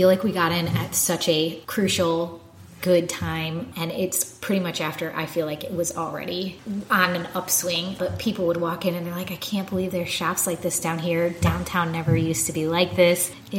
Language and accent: English; Chicago, Illinois, United States; moved away; also born or lived in Florida Panhandle / Atlanta / St. Petersburg, Florida / Tampa; growing up in Chicago